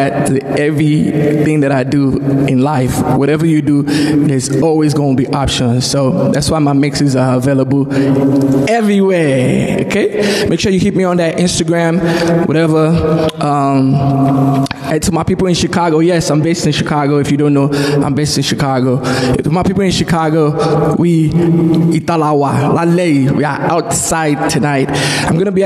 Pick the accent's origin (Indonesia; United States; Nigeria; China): Nigeria; moved away; growing up in Nigeria